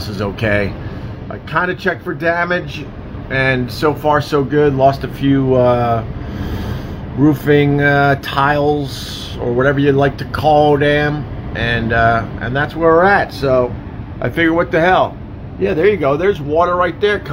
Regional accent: Long Island, New York, United States; now in New York City, United States; when I was growing up on Long Island, especially in the 80s

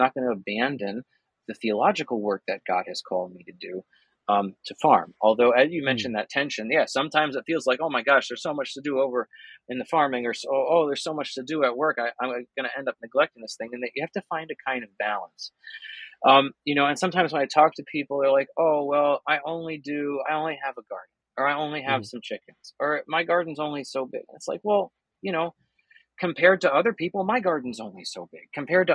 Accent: New Jersey, United States; my home state.

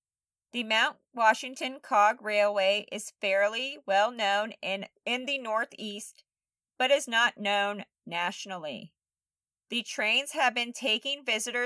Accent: Germany; moved away; They were both originally from Germany. Shout out to my home country.

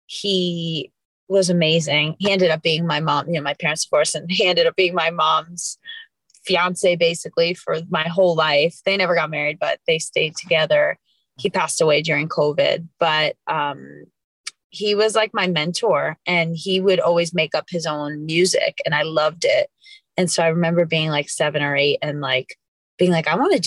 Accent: New York City, New York, United States; moved away as an adult; now in Los Angeles, United States; I'm from New York, grew up in Queens, and then went to school there and then moved out to LA in 2013, 2014

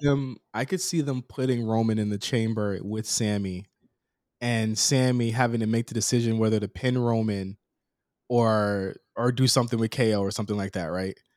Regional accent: Norfolk, Virginia, United States; Norfolk, Virginia

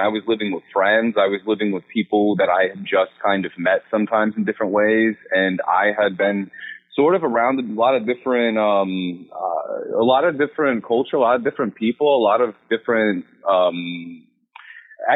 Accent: Salisbury, North Carolina, United States; now in New York City, United States; I'm from Salisbury, North Carolina, from a small town.

